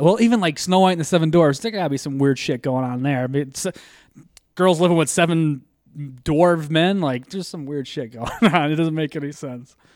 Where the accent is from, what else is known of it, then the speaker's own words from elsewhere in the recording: Scranton, Pennsylvania, United States; I grew up in Scranton